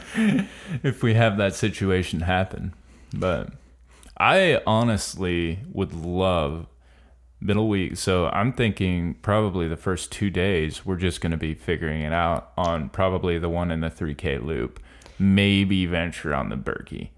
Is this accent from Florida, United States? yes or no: yes; Florida, United States; I'm from Florida